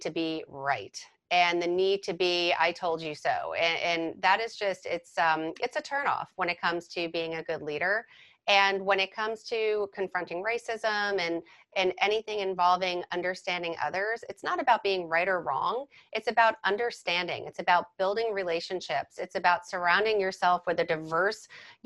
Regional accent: Fords, New Jersey, United States; I know Edison because I grew up in Ford's

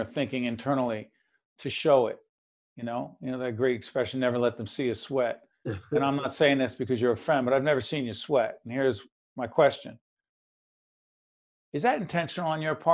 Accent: Newark, New Jersey, United States; Newark, New Jersey, my hometown

